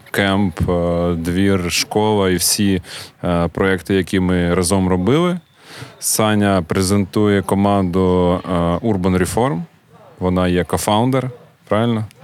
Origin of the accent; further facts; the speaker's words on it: Kharkiv, Kharkiv Oblast, Ukraine; І завжди кажуть, що ми з Харкова. От у нас така, типу, харківська двіжуха, е, гордість народитися в Харкові і далі її прокачувати.